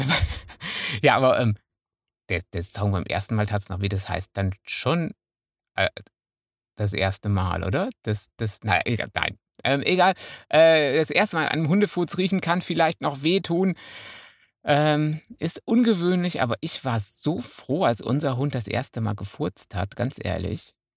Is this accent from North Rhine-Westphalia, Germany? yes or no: yes; Münsterland, North Rhine-Westphalia, Germany; also ich bin Münsterländer.